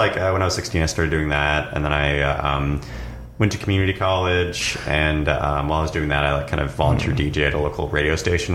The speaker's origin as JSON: {"language": "English", "town": "Marysville", "region": "Washington", "country": "United States", "tie": "born or raised there", "moved": "yes", "lives_now": "Los Angeles, United States", "said": "I'm from Washington State. I grew up in a small town called Marysville that's like about 45 minutes north of Seattle on the I-5 corridor."}